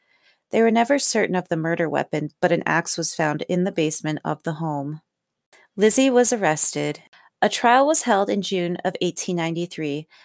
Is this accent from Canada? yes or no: yes; Canada; I am Canadian